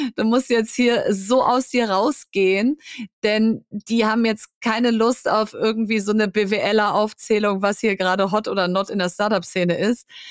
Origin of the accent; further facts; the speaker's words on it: Bielefeld, North Rhine-Westphalia, Germany; also born or lived in Hamburg; now in Berlin, Germany; in Hamburg geboren, aber in Bielefeld aufgewachsen. Und wenn du mich fragst, äh, wo kommst du her, sage ich, ich bin Bielefelderin